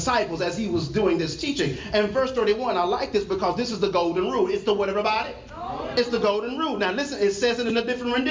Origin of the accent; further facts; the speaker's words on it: Texas, United States; I'm from Texas